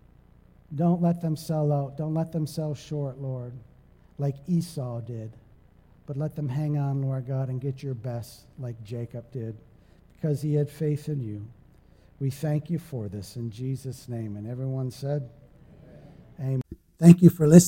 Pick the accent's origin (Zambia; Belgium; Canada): Canada; Sarnia, Ontario; moved away; also born or lived in East Providence, Rhode Island; I was from Sarnia, Ontario, Canada